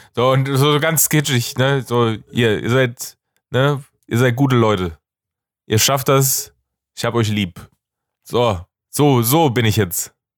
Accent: Germany; als Deutscher

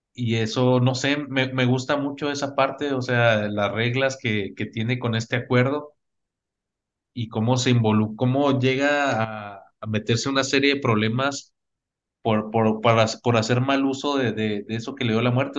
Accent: Mexico; como mexicanos te digo

